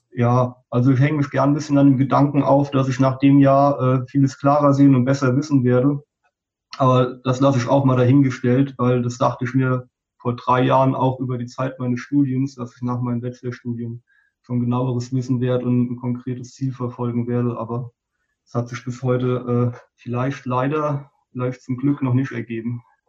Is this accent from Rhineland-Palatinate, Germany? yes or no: yes; a small village in the Westerwald, Rhineland-Palatinate, Germany; moved away as an adult; kam ich ja auch wirklich aus einem kleinen Dorf im Westerwald